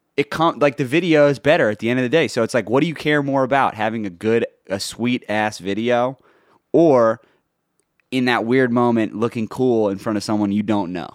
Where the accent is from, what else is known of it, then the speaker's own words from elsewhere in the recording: New York City, New York, United States; I grew up in New York